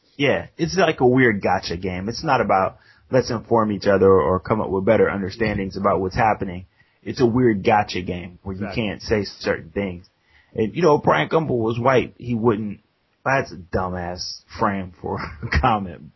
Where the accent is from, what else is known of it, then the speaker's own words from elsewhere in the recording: United States; we're American